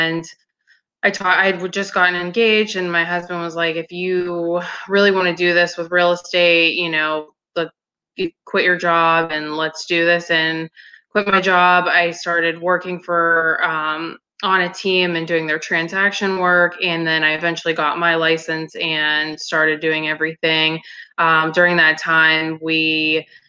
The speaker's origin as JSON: {"language": "English", "town": "Pittsburgh", "region": "Pennsylvania", "country": "United States", "tie": "born or raised there", "said": "I'm from Pittsburgh, Pennsylvania. I've lived here my entire life"}